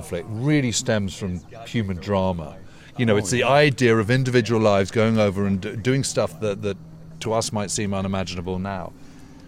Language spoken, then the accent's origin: English; United Kingdom; being a Brit